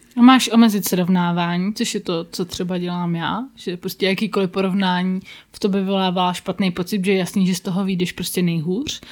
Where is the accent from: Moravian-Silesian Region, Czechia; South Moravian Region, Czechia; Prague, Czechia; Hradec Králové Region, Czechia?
Prague, Czechia; já jsem jediný Pražák, který asi závidí Brno